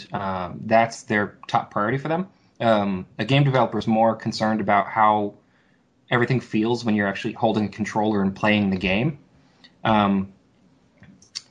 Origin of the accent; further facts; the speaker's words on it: New Jersey, United States; I'm from Jersey